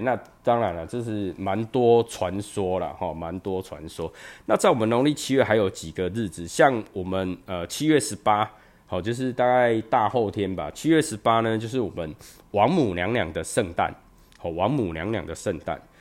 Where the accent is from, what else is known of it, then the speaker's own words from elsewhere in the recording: Chiayi, Chiayi City, Taiwan; 我自己是嘉义人嘛，哈，我住嘉义市